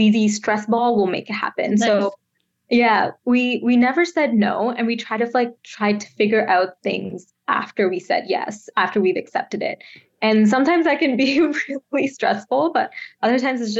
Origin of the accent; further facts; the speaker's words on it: Bangalore, Karnataka, India; moved away as an adult; now in Canada; I grew up in Bangalore, India. It's in the south.